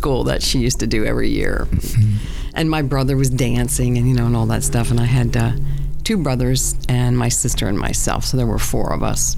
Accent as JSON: {"language": "English", "town": "Tuckerton", "region": "New Jersey", "country": "United States", "said": "I'm from South Jersey. I was born in Tuckerton, New Jersey, to a boat builder"}